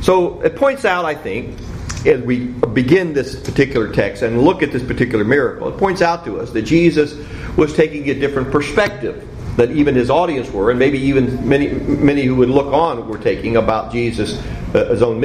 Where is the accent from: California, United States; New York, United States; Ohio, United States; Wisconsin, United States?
Ohio, United States; Cincinnati; when I was growing up in Cincinnati